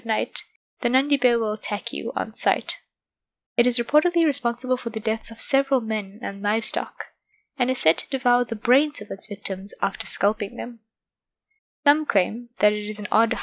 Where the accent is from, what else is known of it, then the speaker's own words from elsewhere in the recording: South Africa; my home country of South Africa